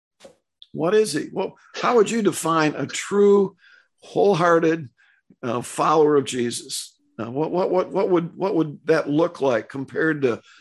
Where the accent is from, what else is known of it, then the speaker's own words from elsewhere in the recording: United States; we American Christians